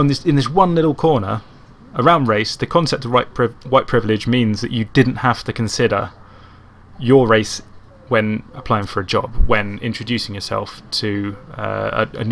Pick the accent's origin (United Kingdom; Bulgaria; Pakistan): United Kingdom; Croydon, London; now in Gloucester, United Kingdom; from Croydon